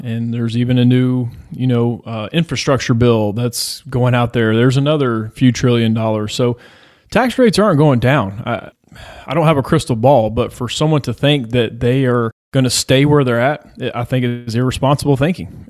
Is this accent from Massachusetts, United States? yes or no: no; Georgia, United States; I'm from Georgia